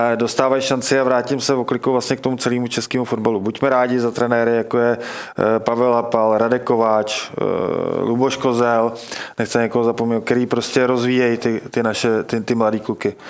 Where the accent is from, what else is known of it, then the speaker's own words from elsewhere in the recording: Liberec, Liberec Region, Czechia; Já teda mm. pocházím z Liberce